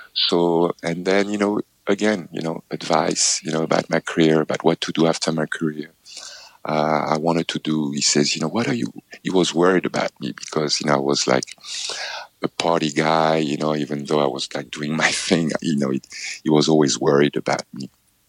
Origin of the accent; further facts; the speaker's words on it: Paris, Île-de-France, France; as a child growing up in Paris, in France, I actually stayed 1 year as a tennis student in Roland Garros